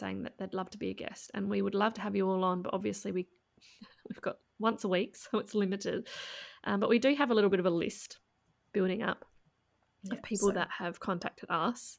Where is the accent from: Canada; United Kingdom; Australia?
Australia; Adelaide, South Australia; my hometown.